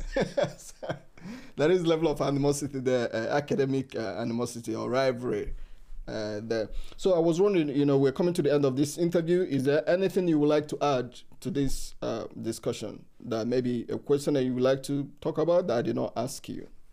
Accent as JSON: {"language": "English", "country": "Nigeria", "moved": "yes", "said": "I'm from Africa. I'm from Nigeria uh, uh, originally"}